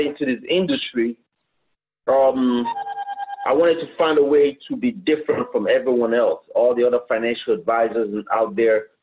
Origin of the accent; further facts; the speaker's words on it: Nigeria; moved away as an adult; also born or lived in Canada; now in United States; I'm originally from West Africa, Nigeria. Mm-hmm. I left Africa when I was 18 years old. I moved to Canada, lived there for a little bit, but I wanted to come to America.